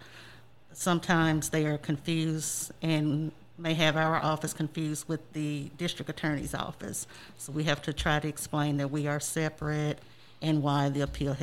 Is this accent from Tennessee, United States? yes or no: yes; West Tennessee, United States; I'm originally from West Tennessee